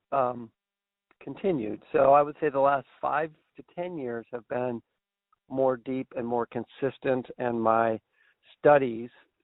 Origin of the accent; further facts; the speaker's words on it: Brunswick, Maine, United States; my hometown of Brunswick, Maine